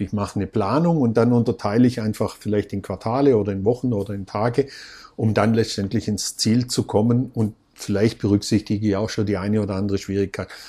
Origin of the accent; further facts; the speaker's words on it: Vorarlberg, Austria; bei uns in Vorarlberg